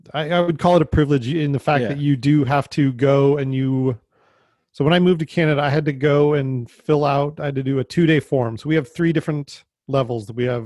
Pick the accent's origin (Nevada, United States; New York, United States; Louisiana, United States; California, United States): Nevada, United States; Las Vegas; But I came from Vegas, where you could have anything, and you could go out into, it was all Bureau of Land Management